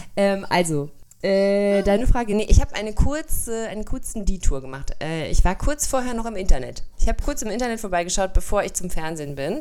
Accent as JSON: {"language": "German", "country": "Germany", "said": "bei uns in Deutschland"}